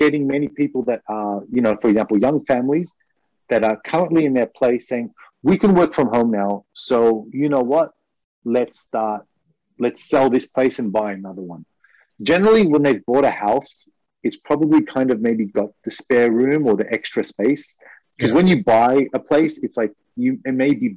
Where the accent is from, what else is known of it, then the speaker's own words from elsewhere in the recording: Australia; now in Japan; I'm from Australia